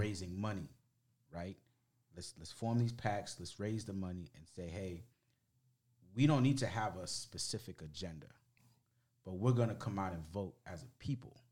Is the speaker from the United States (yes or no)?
yes; United States; I'm an American